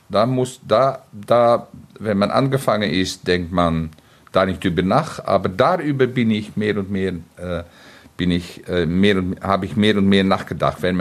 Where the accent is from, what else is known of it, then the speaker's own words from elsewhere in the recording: Netherlands; German is a second language; Ich bin ein Niederländer.